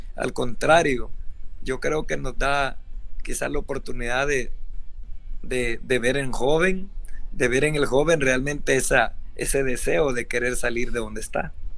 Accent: El Salvador; aquí en nuestro país

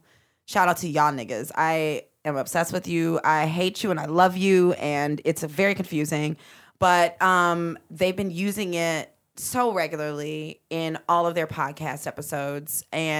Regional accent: Midwest, United States; because I am a Midwesterner. I'm not from Philadelphia.

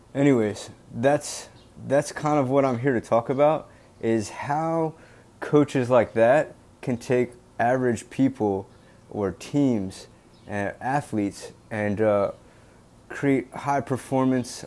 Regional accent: Delaware, United States; now in Boston, United States; I currently live in Boston, Massachusetts. I'm from Delaware

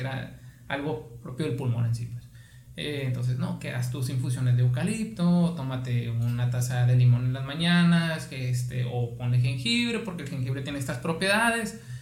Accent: Guaymas, Sonora, Mexico; soy originario de aquí de Guaymas

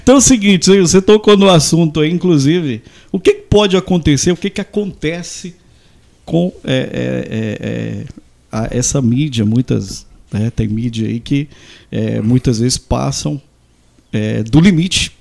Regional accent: Santa Terezinha, Mato Grosso, Brazil; also born or lived in Goiânia; sou de Santa Terezinha

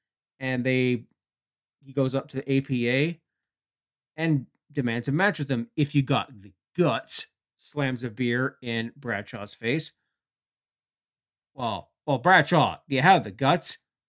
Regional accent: Canada; being Canadian, I would cover for most of my fellow countrymen

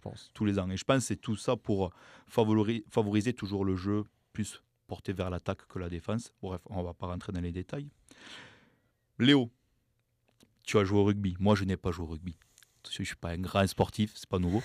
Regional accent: Toulouse, Occitania, France; accent: accent du sud-ouest; je viens de Toulouse

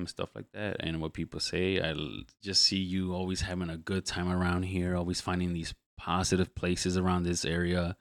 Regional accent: Chicago, Illinois, United States; I grew up in the Back of the Yards.

